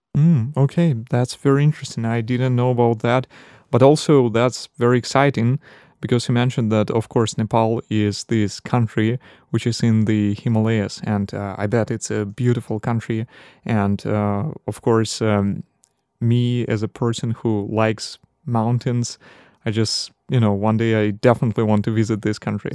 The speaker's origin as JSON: {"language": "English", "country": "Belarus", "moved": "yes", "lives_now": "Poland", "said": "I'm from Belarus, and uh, our winters are colder than here in Poland"}